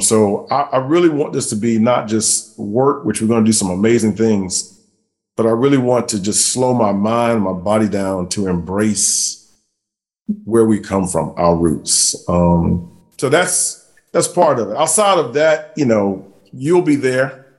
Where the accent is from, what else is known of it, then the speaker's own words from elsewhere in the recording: Columbia, South Carolina, United States; from South Carolina, I'm from Columbia